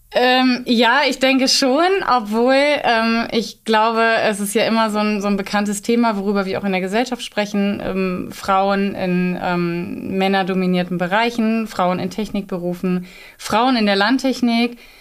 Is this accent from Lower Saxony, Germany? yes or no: yes; Northeim, Lower Saxony, Germany; also born or lived in Osnabrück; komme aus dem südlichen Niedersachsen. Das ist im Landkreis Göttingen, Nordheim